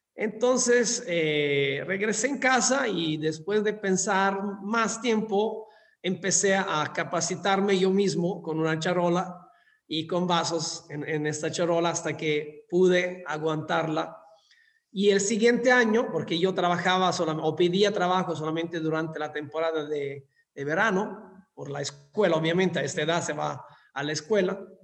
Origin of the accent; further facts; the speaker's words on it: Scilla, Calabria, Italy; Spanish is a second language; moved away as an adult; also born or lived in London, United Kingdom / Dubai, United Arab Emirates / Singapore / Malaysia; now in Mexico; en mi, en mi pueblo natal, donde, donde nací, que se llama Scilla, es en el sur de Italia